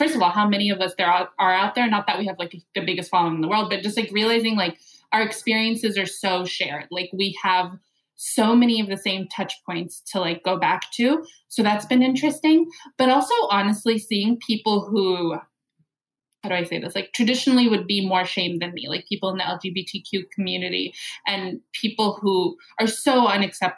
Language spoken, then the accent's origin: English; United States; I'm Arab American